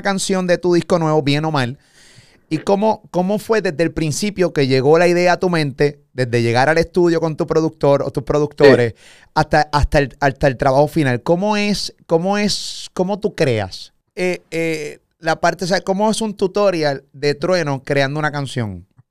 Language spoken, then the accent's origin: Spanish; Puerto Rico; Yo soy puertorriqueño